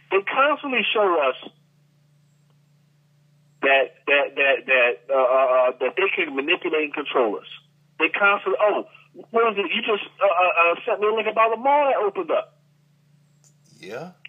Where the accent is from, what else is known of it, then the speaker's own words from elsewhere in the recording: Philadelphia, Pennsylvania, United States; now in Atlanta, United States; My hometown Philly